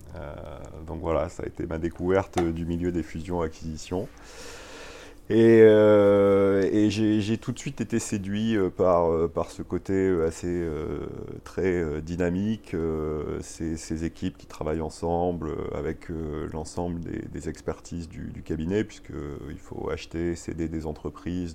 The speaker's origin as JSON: {"language": "French", "town": "Marseille", "region": "Provence-Alpes-Côte d'Azur", "country": "France", "tie": "born or raised there", "moved": "as an adult", "lives_now": "Paris, France", "said": "je suis né, euh, je suis né à Marseille. Euh, j'ai fait mes études à Aix-en-Provence"}